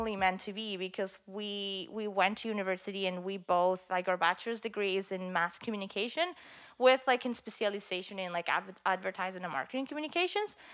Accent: Venezuela; moved away as an adult; now in Canada; we are both originally from Venezuela.

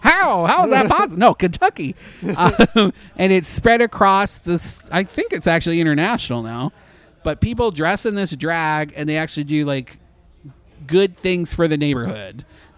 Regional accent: Canada; now in Orlando, United States; as a Canadian

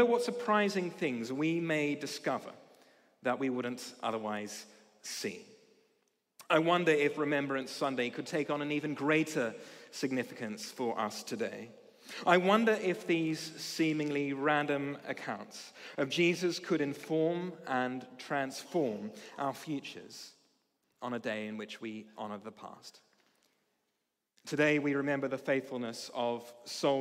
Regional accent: Australia; now in United Kingdom; As an Australian

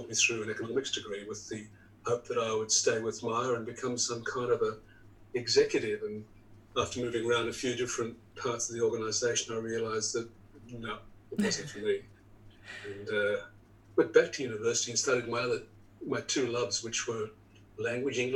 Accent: Tamworth, New South Wales, Australia; I was born in Tamworth, which is Gomeroi or Gomeroi country

